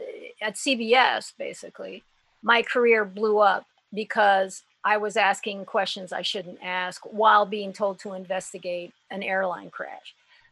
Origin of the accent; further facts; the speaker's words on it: Haiti; Look, I was brought up in Haiti under Papa Doc, okay?